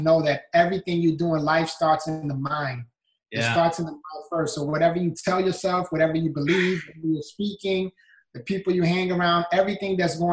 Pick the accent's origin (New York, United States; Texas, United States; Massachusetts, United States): New York, United States; New York City; moved away as an adult; now in Florida, United States; I was born and raised in the Bronx, New York, and had a great childhood